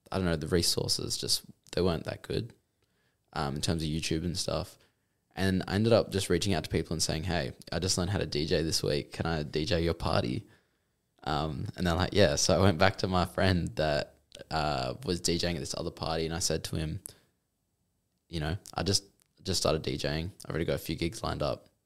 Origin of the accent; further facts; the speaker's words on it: Mandurah, Western Australia, Australia; Okay, so I'm I'm from Mandurah originally